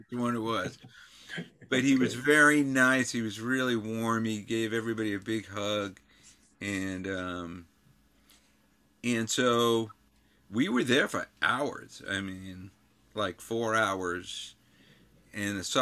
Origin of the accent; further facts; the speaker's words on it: New York, United States; I'm from New York